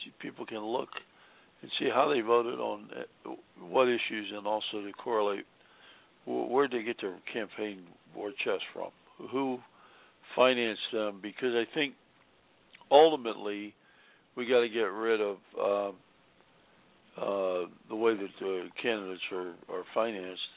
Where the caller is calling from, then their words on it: Virginia, United States; I'm calling from Virginia